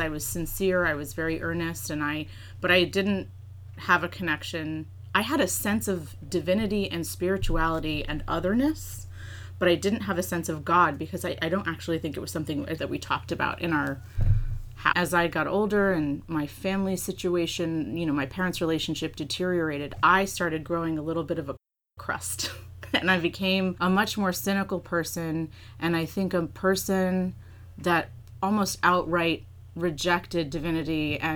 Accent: New Hampshire, United States; also born or lived in Massachusetts; I grew up in New Hampshire in a small town, and my parents were both, we were transplants from Massachusetts.

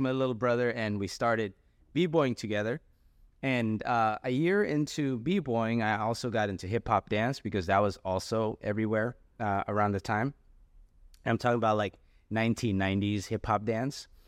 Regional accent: San Jose, California, United States; moved away as an adult; also born or lived in Quezon City, Philippines; now in Sacramento, United States; my family moved to San Jose, California, where I spent most of my life. And pretty much I lived in San Jose all the way up until two thousand seventeen

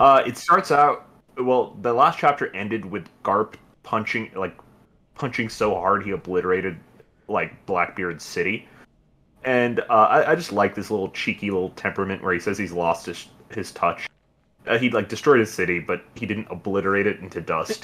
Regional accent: India; As an Indian

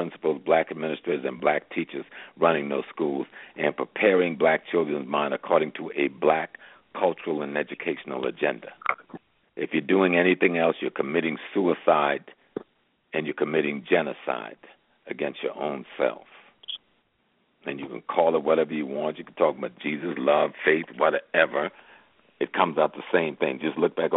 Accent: Georgetown, South Carolina, United States; I'm from South Carolina, so that's close to home. I'm a Geechee boy.

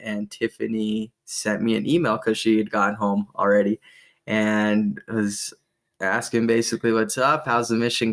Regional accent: South Ogden, Utah, United States; I grew up in South Ogden, Utah

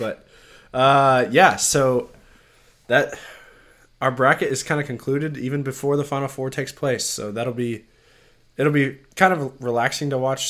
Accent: Colorado, United States; I'm from Colorado.

